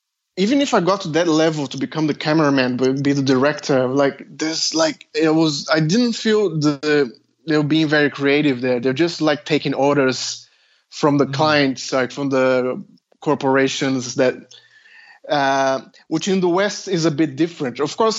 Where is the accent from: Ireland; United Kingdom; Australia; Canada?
Australia; Well, I'm Australian. I applied for a PhD in Australia.